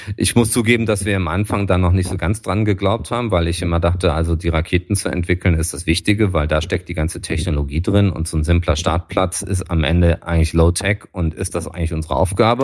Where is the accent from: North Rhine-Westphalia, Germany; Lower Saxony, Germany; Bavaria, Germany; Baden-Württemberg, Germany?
North Rhine-Westphalia, Germany; Düsseldorf; als Düsseldorfer